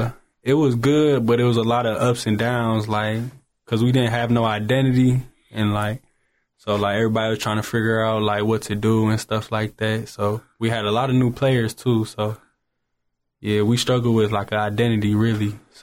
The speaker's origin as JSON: {"language": "English", "town": "Detroit", "region": "Michigan", "country": "United States", "tie": "born or raised there", "also_born_or_lived": "Windsor, Canada", "said": "I was born in Windsor, Ontario, Canada, but I had grew up in Detroit, Michigan. So leading to that, I had moved when I was younger, and I had went to Romulus High School with Nate Oates."}